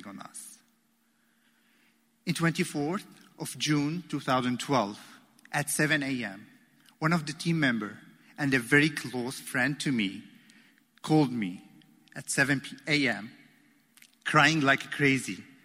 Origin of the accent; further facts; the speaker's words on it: Damascus, Damascus Governorate, Syria; moved away as an adult; also born or lived in Aleppo, Syria; now in Baltimore, United States; I grew up in Damascus, surrounded by a great family, surrounded with love and support